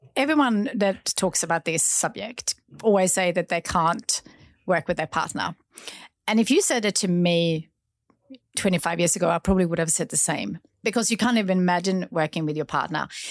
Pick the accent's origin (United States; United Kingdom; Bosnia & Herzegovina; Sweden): Sweden; now in Australia; growing up in Sweden